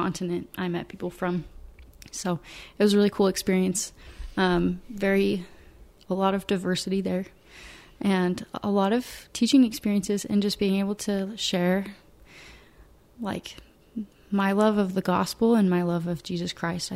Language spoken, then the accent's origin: English; Fishers, Indiana, United States; moved away as an adult; also born or lived in Rexburg, Idaho; I grew up in Fishers. I've stayed in Fishers